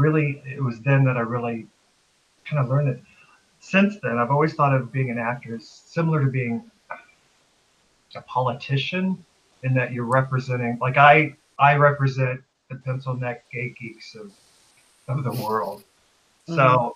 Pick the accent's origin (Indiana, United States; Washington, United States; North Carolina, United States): Indiana, United States; Kokomo; Indiana. Kokomo.